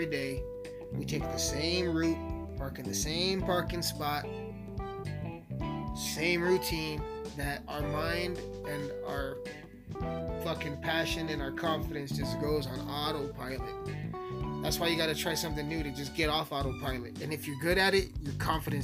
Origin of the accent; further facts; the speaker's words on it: Alamosa, Colorado, United States; also born or lived in Montrose, Colorado; I'm born and raised in Alamosa, man, the San Luis Valley